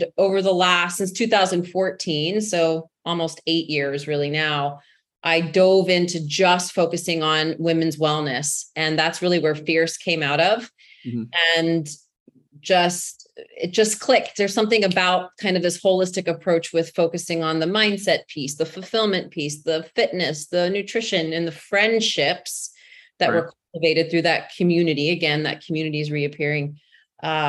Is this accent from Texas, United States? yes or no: yes; Texas, United States; accent: Texas; I was born and raised in Texas